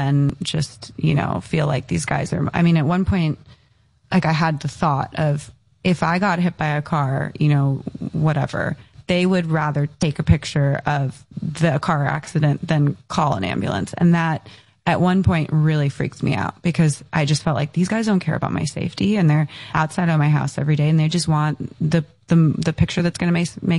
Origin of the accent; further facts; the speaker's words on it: Encinitas, California, United States; I grew up in Encinitas in San Diego